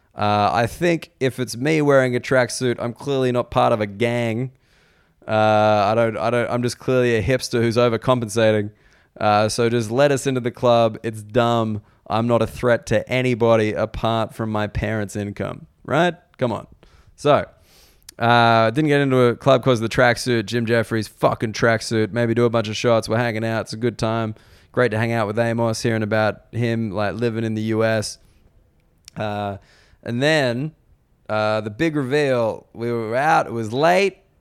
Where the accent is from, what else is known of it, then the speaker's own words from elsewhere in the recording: Australia; moved away as an adult; also born or lived in United Kingdom; now in Sydney, Australia; as an Australian